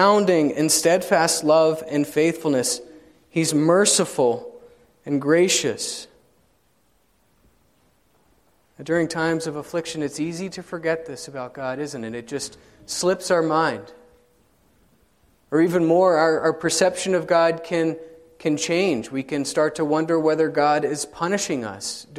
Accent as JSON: {"language": "English", "region": "South Carolina", "country": "United States", "tie": "born or raised there", "moved": "yes", "lives_now": "Indianapolis, United States", "said": "I grew up in South Carolina"}